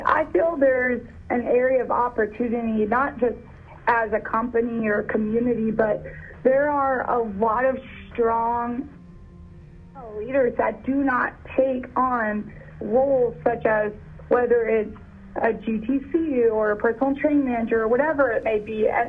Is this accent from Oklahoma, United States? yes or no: yes; Oklahoma City, Oklahoma, United States; now in Frisco, United States; It's why I moved to Texas from Oklahoma City.